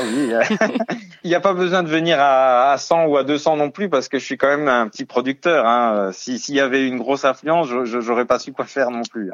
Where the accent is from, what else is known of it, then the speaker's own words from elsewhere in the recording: Lorraine, Grand Est, France; moved away as an adult; j'en ai profité de retourner dans ma région natale avec ma compagne